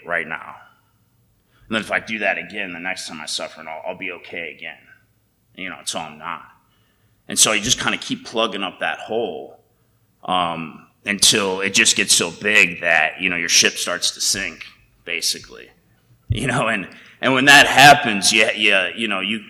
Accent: United States; growing up in America

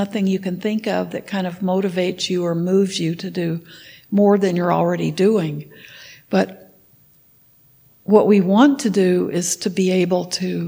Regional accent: Texas, United States; When I was in high school, I grew up in Texas

